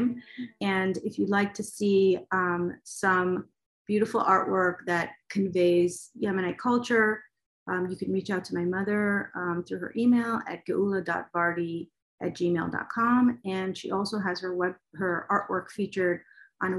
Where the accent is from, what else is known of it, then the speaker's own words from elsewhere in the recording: United States; also born or lived in Israel; I was born in Israel, but I left when I was very young. I was about 4 years old, and then we moved to America, and I basically grew up in America